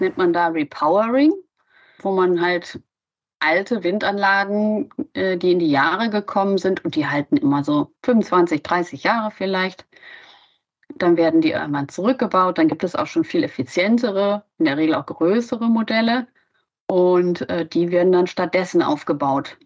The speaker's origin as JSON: {"language": "German", "town": "Solingen", "region": "North Rhine-Westphalia", "country": "Germany", "moved": "yes", "lives_now": "Hamburg, Germany", "said": "Ich komme ursprünglich aus Solingen das ist die Stadt mit den scharfen Klingen"}